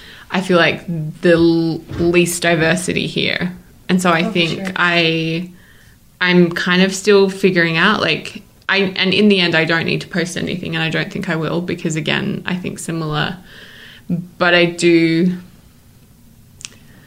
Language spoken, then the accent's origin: English; Australia; now in Salt Lake City, United States; I'm an Australian citizen